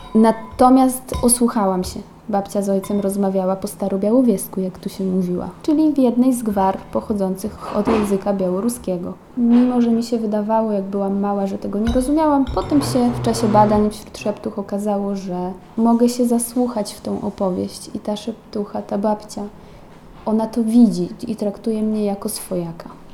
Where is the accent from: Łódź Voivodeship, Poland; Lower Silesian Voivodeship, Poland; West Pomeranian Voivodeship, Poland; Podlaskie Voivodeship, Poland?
Podlaskie Voivodeship, Poland; also born or lived in Poznań; ja czuję, że jestem stąd i, i, tu dobrze się czuję.